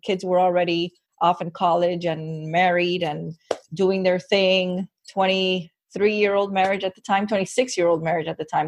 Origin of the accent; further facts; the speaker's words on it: Miami, Florida, United States; born and raised in Miami